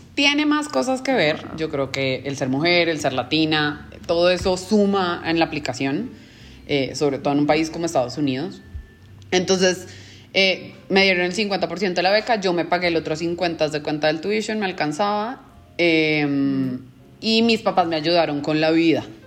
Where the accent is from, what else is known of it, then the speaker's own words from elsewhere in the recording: Colombia; moved away as an adult; now in Mexico; soy colombiana, tengo 31 años